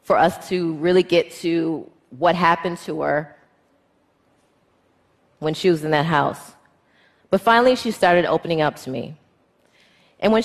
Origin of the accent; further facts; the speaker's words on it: United States; Me as an American female lawyer